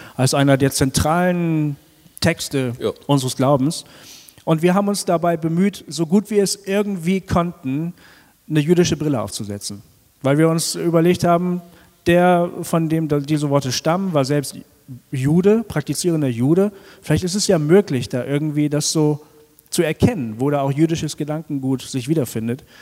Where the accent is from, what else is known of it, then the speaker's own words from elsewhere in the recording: Bremen, Germany; ich bin ein Bremer, gebürtiger Bremer